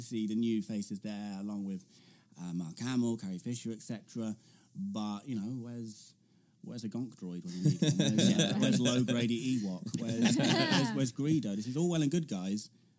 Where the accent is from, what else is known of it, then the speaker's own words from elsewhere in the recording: Coventry, West Midlands, United Kingdom; my home city of Coventry, which is just famous again. Bombed loads in World War II. And also two-tone ska music, if you like